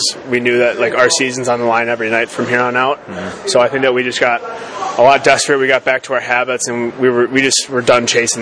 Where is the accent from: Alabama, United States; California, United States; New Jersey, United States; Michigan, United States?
Michigan, United States; I'm from Michigan